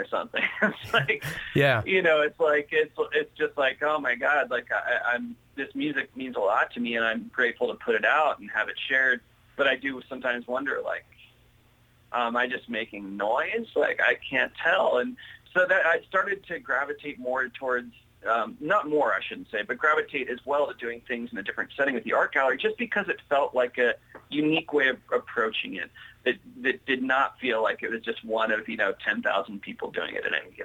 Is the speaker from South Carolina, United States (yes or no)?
no; Ohio, United States; I grew up in Ohio